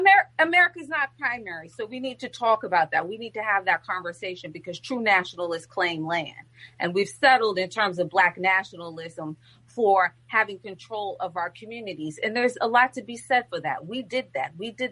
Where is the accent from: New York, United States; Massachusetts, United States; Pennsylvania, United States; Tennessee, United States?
New York, United States; also born or lived in Senegal; I'm originally from New York.